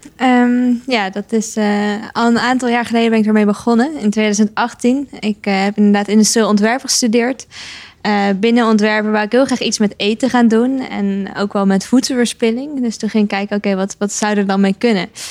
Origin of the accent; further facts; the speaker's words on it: Netherlands